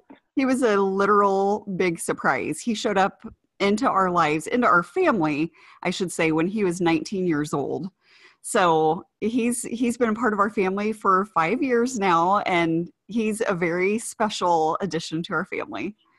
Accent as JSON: {"language": "English", "region": "Ohio", "country": "United States", "tie": "born or raised there", "also_born_or_lived": "Indiana", "moved": "yes", "said": "that's where I grew up"}